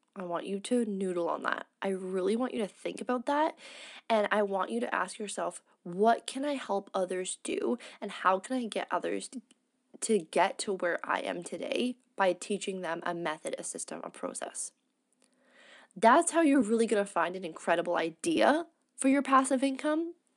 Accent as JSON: {"language": "English", "country": "Canada", "moved": "as an adult", "said": "I'm fully integrating back into being a Canadian"}